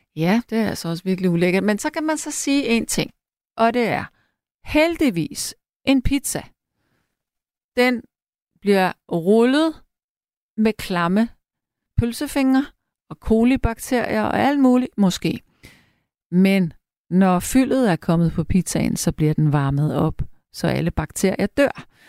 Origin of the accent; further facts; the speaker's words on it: Frederiksberg, Capital Region of Denmark, Denmark; jeg er selv opvokset på Frederiksberg